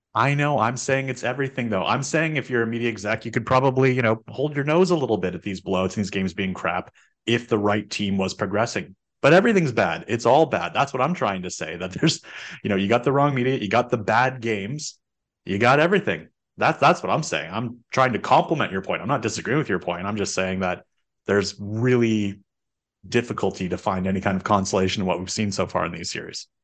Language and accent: English; Canada; as a Canadian